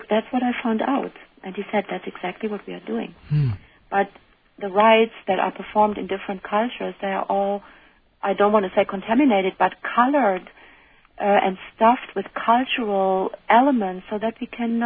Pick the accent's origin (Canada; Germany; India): Germany; now in United States; I'm coming from Germany, and Germans are called to be rude or said to be rude